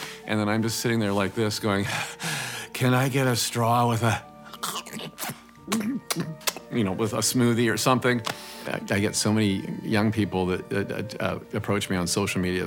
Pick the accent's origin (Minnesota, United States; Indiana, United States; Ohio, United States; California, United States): Indiana, United States; moved away; So I come from Indiana